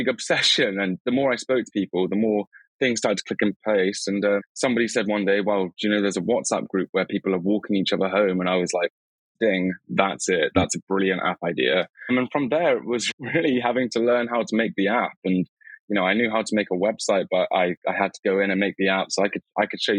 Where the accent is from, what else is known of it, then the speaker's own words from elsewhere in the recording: Cornwall, South West England, United Kingdom; moved away; I come from Cornwall